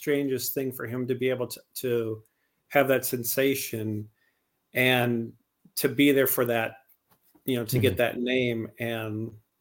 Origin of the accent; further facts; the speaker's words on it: Montana, United States; now in California, United States; growing up in Montana